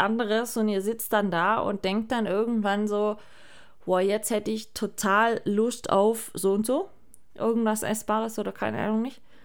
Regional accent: Germany; bei uns in Deutschland

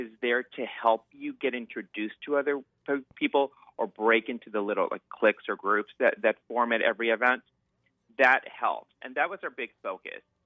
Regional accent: Southern California, United States; moved away as an adult; now in Seattle, United States; I'm originally from Southern California

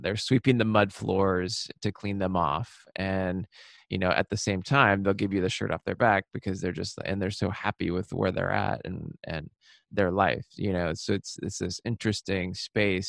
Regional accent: Seattle, Washington, United States; now in New York, United States; I was born and raised in Seattle in the suburbs

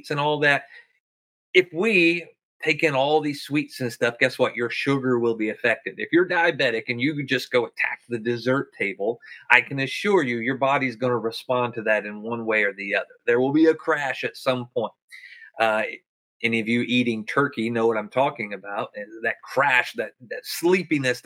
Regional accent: the South, United States; I'm from the South

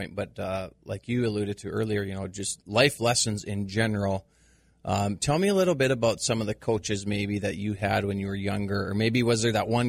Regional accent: Midwest, United States; growing up in the Midwest, everybody knows farming is just kind of a way of life.

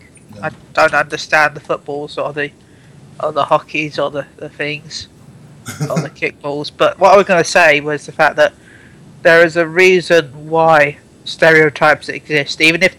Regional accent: United Kingdom; I am British and proud.

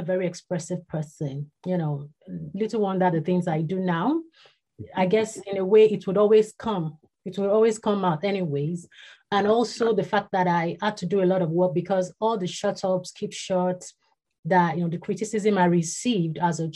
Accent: Ibadan, Oyo, Nigeria; was born and bred in Ibadan. That's in Nigeria

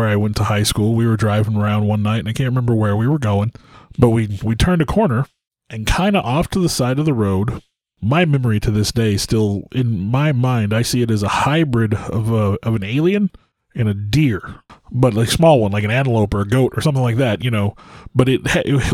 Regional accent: United States; I'm American.

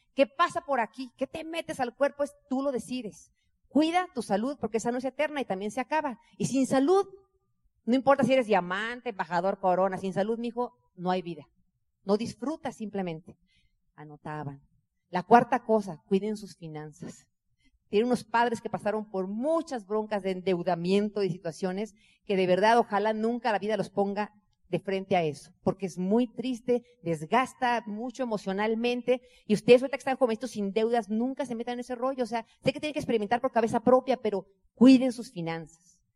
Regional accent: Mexico

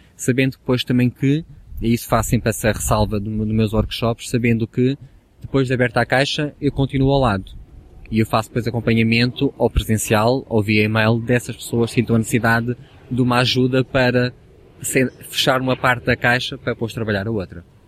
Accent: the North, Norte, Portugal; now in Lisbon, Portugal; mesmo no Norte, no, de onde eu sou natural

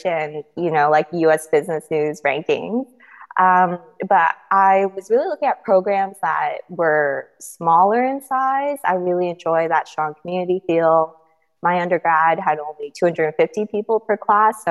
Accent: Bay Area, California, United States; also born or lived in Philadelphia; I grew up in the Bay Area in a very STEM family

